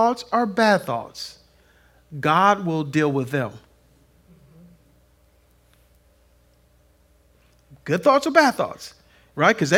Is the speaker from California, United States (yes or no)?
yes; Compton, California, United States; I grew up in Compton